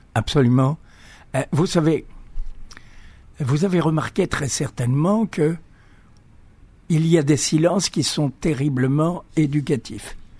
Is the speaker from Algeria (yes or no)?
yes; Algiers, Algeria; moved away; also born or lived in Greece; j'ai grandi en Algérie. Hein. Je suis né en, à Alger